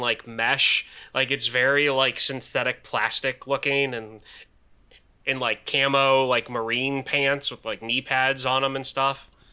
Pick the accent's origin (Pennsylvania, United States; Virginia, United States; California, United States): Pennsylvania, United States; also born or lived in Alton, Illinois; I'm not originally from Pennsylvania. When I was eight years old, my parents moved to Pennsylvania from Alton, Illinois